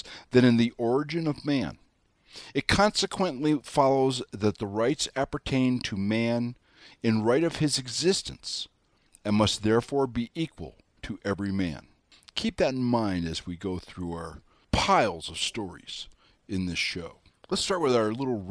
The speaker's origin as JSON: {"language": "English", "region": "Wyoming", "country": "United States", "said": "I'm your hayseed from Wyoming"}